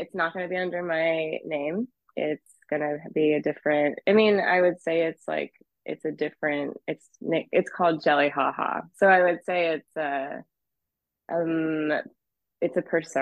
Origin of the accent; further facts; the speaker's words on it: Boise, Idaho, United States; moved away as an adult; also born or lived in Hawaii; now in Los Angeles, United States; I grew up in Boise and was a part of the scene for a long time